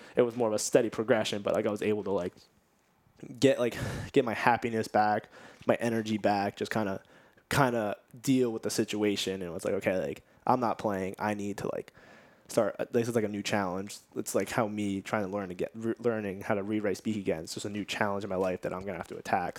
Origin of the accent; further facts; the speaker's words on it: Nazareth, Pennsylvania, United States; also born or lived in Bethlehem, Pennsylvania; I'm from Nazareth, Pennsylvania, and I just took a jog around Nazareth, like, went to the high school